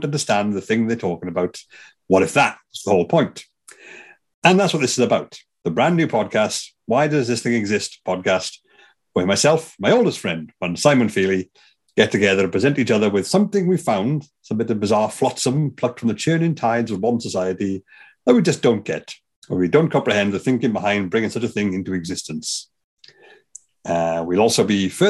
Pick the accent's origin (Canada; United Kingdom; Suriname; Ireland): United Kingdom; Wales; I say that as a Welshman